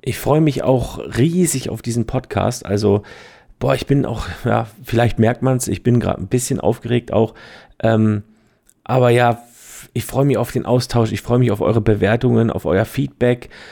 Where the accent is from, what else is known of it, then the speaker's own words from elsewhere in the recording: Heidelberg, Baden-Württemberg, Germany; also born or lived in Switzerland; Ich bin aus Heidelberg in der Nähe aus Schwetzingen, Fotograf und Trainer